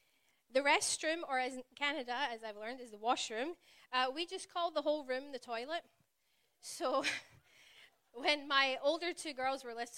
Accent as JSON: {"language": "English", "town": "Glasgow", "region": "Scotland", "country": "United Kingdom", "tie": "born or raised there", "accent": "Glaswegian", "said": "It's known as the Glaswegian accent, and it is one of a kind. And if you've ever been to Glasgow, or anywhere in Scotland, really, I do slow my accent down when I come here. I know as soon as I step foot back home, it will start to get thicker."}